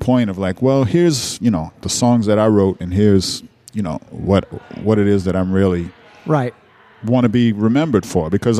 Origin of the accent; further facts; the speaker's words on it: New Orleans, Louisiana, United States; moved away; also born or lived in New York; I'm from New Orleans. I'm from, you know, grew up hearing the Meters and all kind of all our music here on the radio.